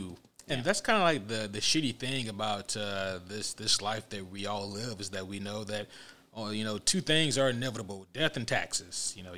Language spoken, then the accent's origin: English; United States; We're American.